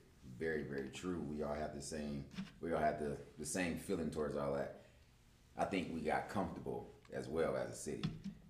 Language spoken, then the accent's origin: English; Los Angeles, California, United States; especially as men growing up in South Central, we're taught to be tough.